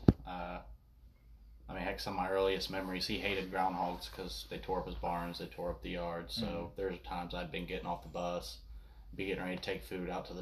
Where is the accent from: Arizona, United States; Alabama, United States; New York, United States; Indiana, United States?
Indiana, United States; I grew up out here in Indiana, out in BFE pretty much